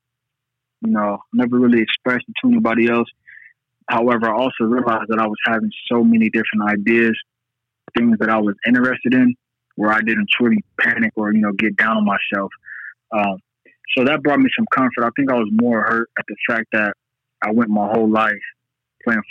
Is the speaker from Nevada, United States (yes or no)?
yes; Las Vegas, Nevada, United States; I'm from Las Vegas, Nevada.